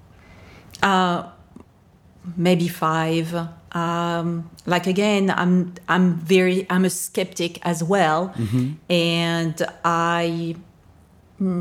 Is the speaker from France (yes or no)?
yes; France; I was raised Catholic. I'm from France, and that is the main religion in France.